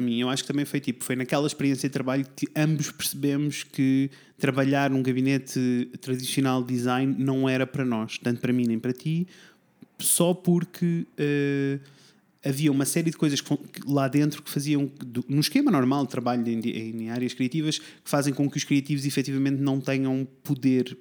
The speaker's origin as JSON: {"language": "Portuguese", "town": "Coimbra", "region": "Centro", "country": "Portugal", "also_born_or_lived": "Tomar", "moved": "as an adult", "lives_now": "Porto, Portugal", "said": "eu originalmente sou de Coimbra"}